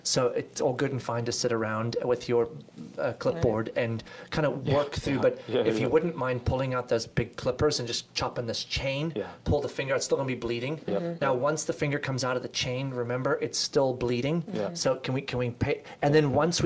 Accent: South Africa; moved away; We grew up in South Africa, a unique experience, obviously

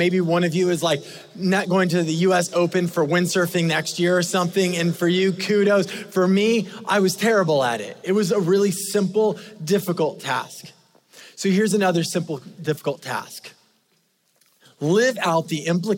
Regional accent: California, United States; I grew up in California

